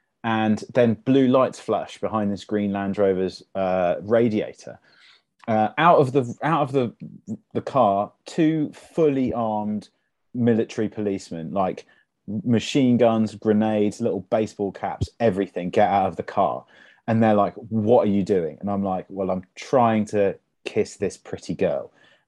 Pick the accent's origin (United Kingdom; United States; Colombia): United Kingdom; South East England; Yeah, so I grew up in Buckinghamshire near the Chequers House, which is the summer residence of the Prime Minister.